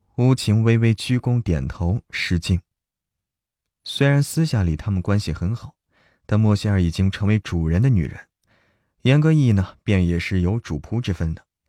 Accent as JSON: {"language": "Chinese", "country": "China", "said": "我来自中国啊。来自中国"}